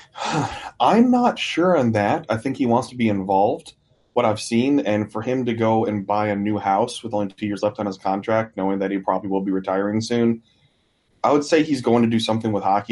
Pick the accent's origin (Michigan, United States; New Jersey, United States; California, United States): Michigan, United States; now in Nashville, United States; I'm originally from Michigan, moved down here